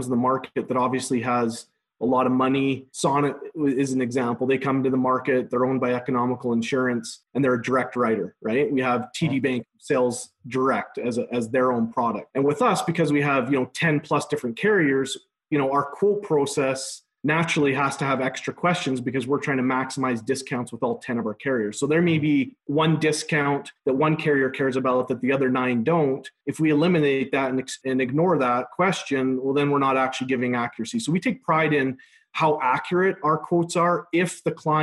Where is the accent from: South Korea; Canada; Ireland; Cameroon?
Canada; Magrath, Alberta; moved away as an adult; also born or lived in United States; I was born and raised in McGrath, Alberta. I'm actually a 5th generation from this town.